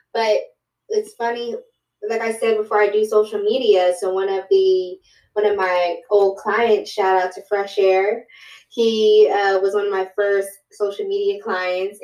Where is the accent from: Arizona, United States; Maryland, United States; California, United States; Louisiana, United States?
Maryland, United States; Fort Washington; moved away as an adult; now in New York City, United States; I'm originally from Prince George's County in Fort Washington